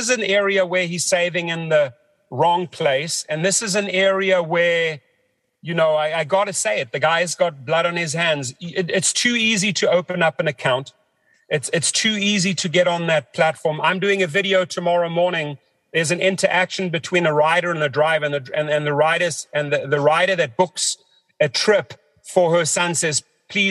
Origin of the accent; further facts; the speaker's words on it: South Africa; moved away; growing up in South Africa